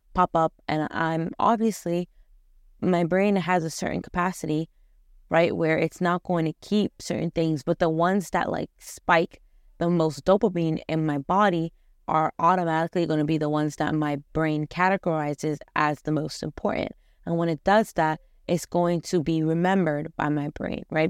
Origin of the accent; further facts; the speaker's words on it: Afghanistan; I come from Afghanistan